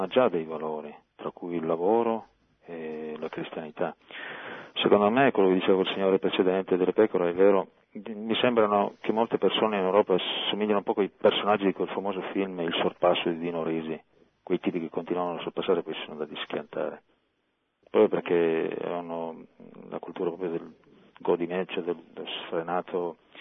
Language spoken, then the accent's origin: Italian; Monferrato, Piedmont, Italy; io sono dal Monferrato tra l'altro. Eh, da noi ci sono moltissime chiese sulle colline, mia madre ha sempre detto il rosario a maggio, anche mia nonna io da piccolo mi ricordo